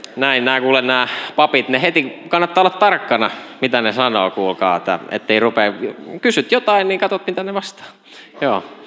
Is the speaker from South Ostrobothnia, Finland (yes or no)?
yes; Kauhava, South Ostrobothnia, Finland; Kasvoin Etelä-Pohjanmaalla Ylihärmä-nimisessä paikassa, jota ei enää kartalta löydy. Se on Kauhava nykyisin